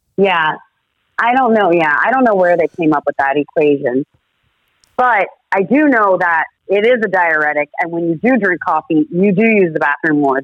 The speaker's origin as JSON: {"language": "English", "region": "Florida", "country": "United States", "tie": "born or raised there", "said": "I was born and raised in Florida"}